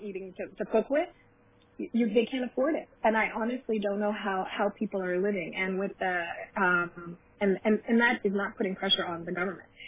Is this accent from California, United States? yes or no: yes; California, United States; also born or lived in Iran; I grew up here